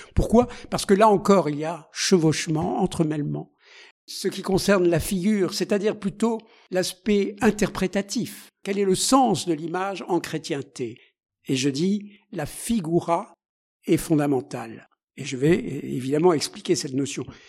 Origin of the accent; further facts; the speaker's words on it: Alsace, Grand Est, France; en Alsace, qui est ma, ma région d'origine